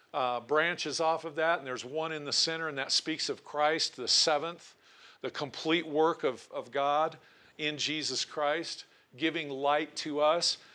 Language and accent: English; Portland, Oregon, United States; also born or lived in Tillamook, Oregon; now in Cody, United States; I was born in Portland, Oregon, but we lived on the coast at the time in Tillamook, Oregon.